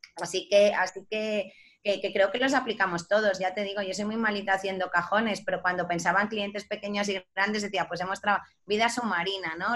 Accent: Ibiza, Balearic Islands, Spain; yo que soy de Ibiza y ahora estoy en Ibiza

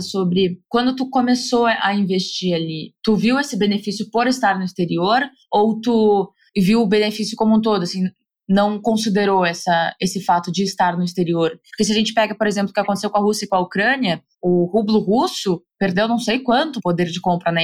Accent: Brazil; moved away

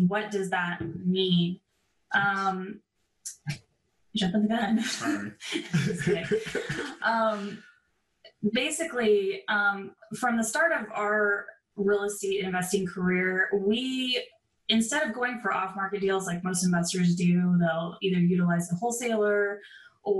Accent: San Diego, California, United States; moved away as an adult; I am originally from San Diego, California.

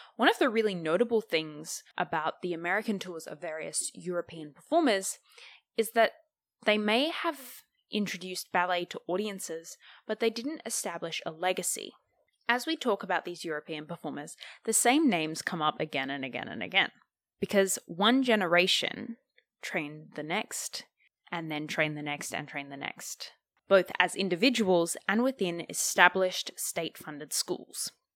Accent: Australia; Growing up in Australia

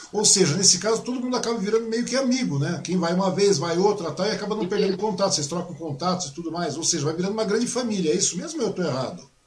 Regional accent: Biritiba Ussu, São Paulo, Brazil; Minha mãe morava lá em Biritibuçu, eu nasci lá em Biritibuçu

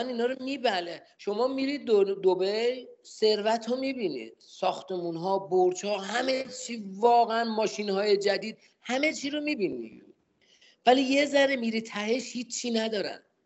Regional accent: Tehran, Tehran Province, Iran; اهل تهران هستم

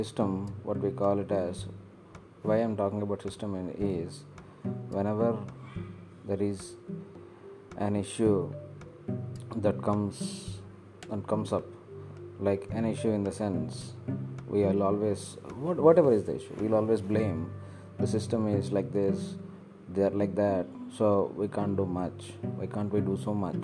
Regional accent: India; I have this strong feeling that I am an Indian

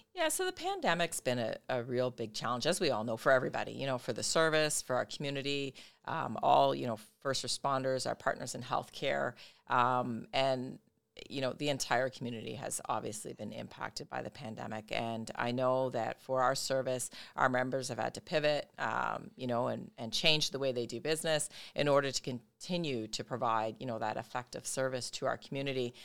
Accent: Brampton, Ontario, Canada; moved away as an adult; now in Windsor, Canada; I'm originally from Brampton. I made my way to Windsor

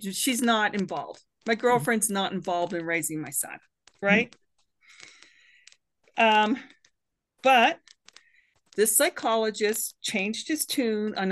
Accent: Canada; also born or lived in Boulder County, Colorado; now in United States; I'm a Canadian woman

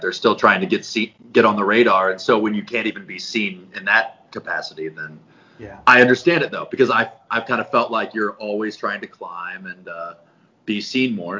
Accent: Colorado, United States; moved away as an adult; also born or lived in Nebraska; I grew up in Colorado

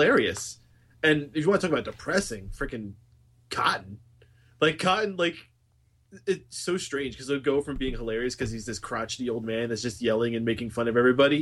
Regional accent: New Windsor, New York, United States; I'm actually from New Windsor, so I don't actually live in the ghetto

